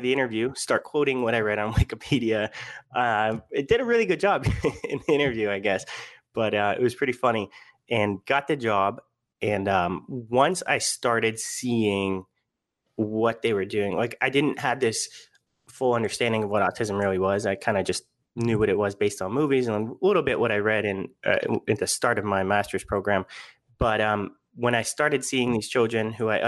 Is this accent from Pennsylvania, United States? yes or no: yes; Pittsburgh, Pennsylvania, United States; moved away as an adult; also born or lived in Kent, Ohio / Florida; I'm from Pittsburgh, Pennsylvania, went to Kent, Ohio. And then because of the snow, moved to Florida for graduate school